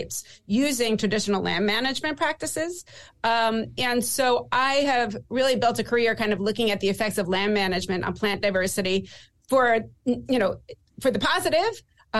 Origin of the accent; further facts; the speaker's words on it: suburbs north of Manhattan, New York, United States; moved away as an adult; also born or lived in Lower East Side, Manhattan / Seattle; now in New Jersey, United States; grew up mostly north of there in the suburbs